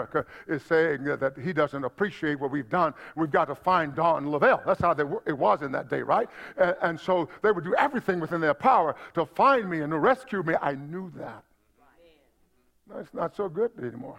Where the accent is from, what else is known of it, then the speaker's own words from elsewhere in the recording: United States; also born or lived in Middle East; as an American